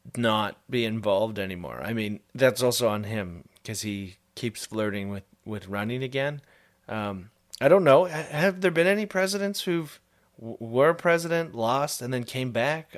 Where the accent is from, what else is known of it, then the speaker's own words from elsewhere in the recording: Canada; as a Canadian